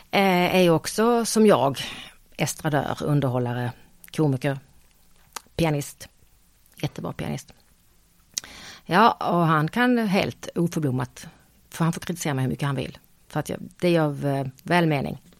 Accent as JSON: {"language": "Swedish", "region": "Skåne", "country": "Sweden", "accent": "Scanian", "said": "nej men jag, jag kan ju inte prata stockholmska, jag pratar ju skånska."}